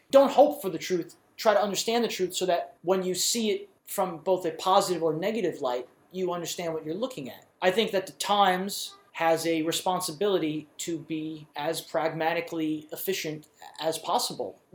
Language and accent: English; New York, United States; we've wanted to be looked at, especially as a New Yorker, I think.